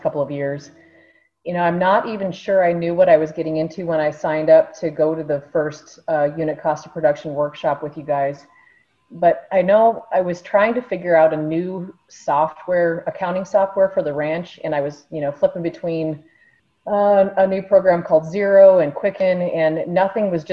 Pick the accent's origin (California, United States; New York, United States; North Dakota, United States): North Dakota, United States; Washburn; moved away as an adult; now in Nebraska, United States; I grew up in North Dakota on a small ranch